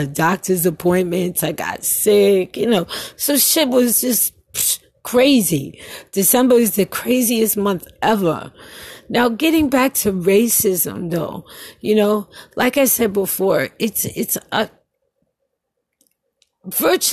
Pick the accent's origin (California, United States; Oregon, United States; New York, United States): New York, United States; New York City; moved away; I was going to a Catholic school in Brooklyn